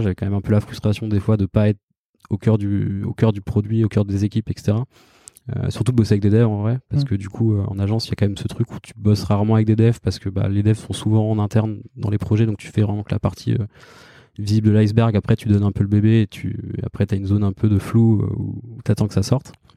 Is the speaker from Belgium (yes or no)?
no; Caen, Normandy, France; moved away as an adult; now in Paris, France; je suis né en Normandie, à Caen